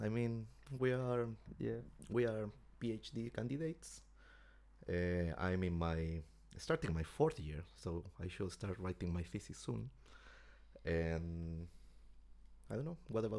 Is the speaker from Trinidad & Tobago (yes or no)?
no; Chile; English is a second language; moved away as an adult; now in London, United Kingdom; I'm from Chile as well. I'm doing a PhD in biochemical engineering in UCL